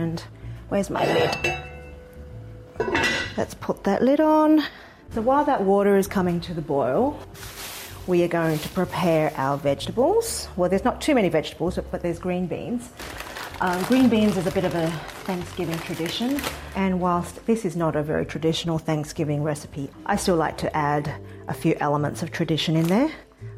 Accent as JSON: {"language": "English", "town": "Sydney", "region": "New South Wales", "country": "Australia", "moved": "yes", "lives_now": "United States", "said": "My family and I moved to the US from Sydney, Australia about 6 years ago"}